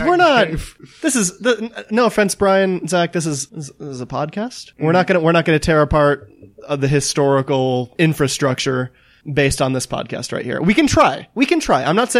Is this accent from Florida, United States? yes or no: no; Denver, Colorado, United States; I'm from Denver.